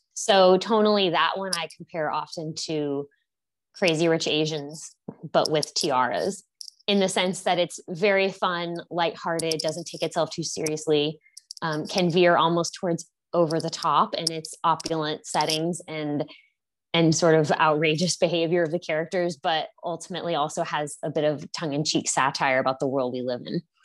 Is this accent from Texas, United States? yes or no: yes; Houston, Texas, United States; moved away as an adult; also born or lived in New York; I grew up in Houston, Texas, and studied English at Princeton